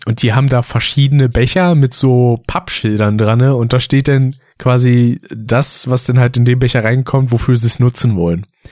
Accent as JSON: {"language": "German", "region": "Berlin", "country": "Germany", "tie": "born or raised there", "said": "Wenn man aufgewachsen ist in Berlin"}